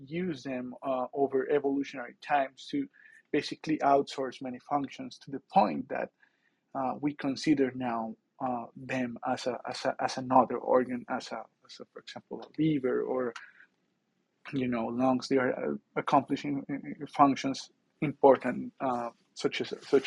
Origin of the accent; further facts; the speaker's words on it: near Bogota, Bogotá Capital District, Colombia; moved away; I grew up near Bogota in a farm.